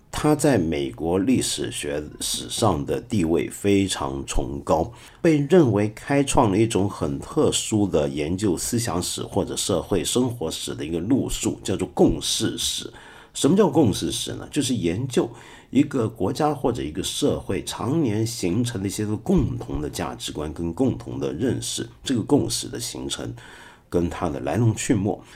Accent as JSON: {"language": "Chinese", "country": "China", "said": "我们中国人"}